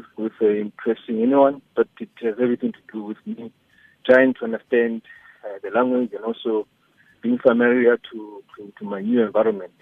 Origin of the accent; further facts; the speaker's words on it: South Africa; moved away as an adult; now in Tanzania; I come from Afrika Kusini